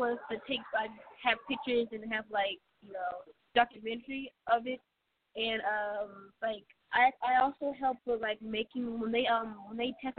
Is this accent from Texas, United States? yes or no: yes; Houston, Texas, United States; I'm from Houston, Texas.